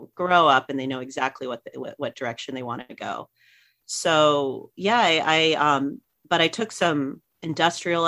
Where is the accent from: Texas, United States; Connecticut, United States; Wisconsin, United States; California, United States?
California, United States; Riverside; also born or lived in Los Angeles (Van Nuys), California / Laguna Beach, California / Orange County, California; I lived in Riverside up until through elementary school. And then I moved into Laguna Beach